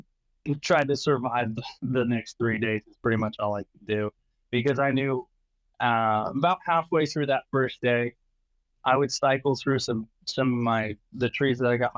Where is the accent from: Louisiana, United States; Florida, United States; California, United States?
California, United States; so I'm being from California, we have a lot of smaller fisheries